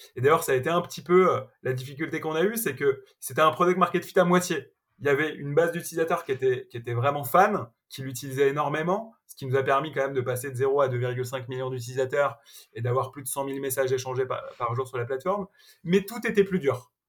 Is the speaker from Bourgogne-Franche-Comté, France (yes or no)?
no; Malakoff, Île-de-France, France; j'ai grandi dans une ville de la banlieue parisienne qui s'appelle Malakoff